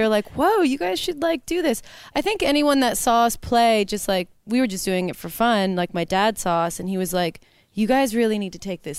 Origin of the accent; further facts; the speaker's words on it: California, United States; moved away; I'm from California